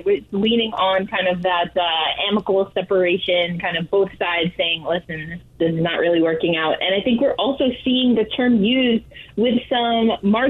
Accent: New York, United States; as a New Yorker

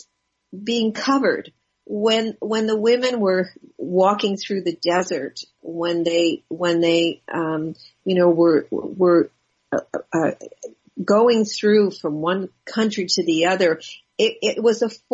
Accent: Los Angeles, California, United States; I grew up in West

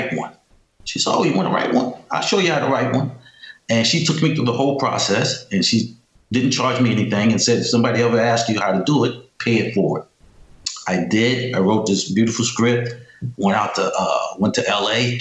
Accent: New York City, New York, United States; moved away as an adult; also born or lived in Amherst, New York / Arizona; I was born in New York City in the Bronx, and I went to high school upstate New York in Amherst, New York

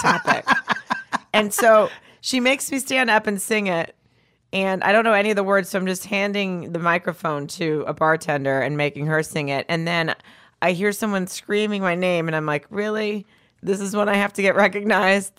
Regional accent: the South, United States; I'm from the South

